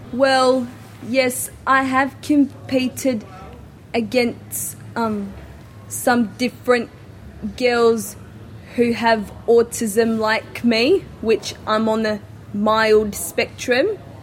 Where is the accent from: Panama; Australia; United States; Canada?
Australia; Adelaide, South Australia; I am from Adelaide, South Australia.